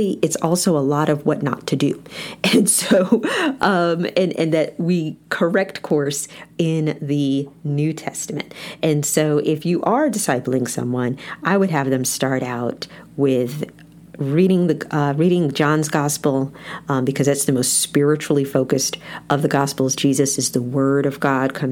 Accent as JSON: {"language": "English", "country": "United States", "said": "as American Christians"}